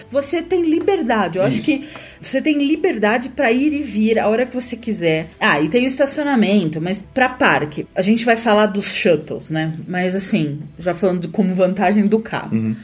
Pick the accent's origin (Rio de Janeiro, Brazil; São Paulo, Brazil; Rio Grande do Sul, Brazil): São Paulo, Brazil; A gente é de São Paulo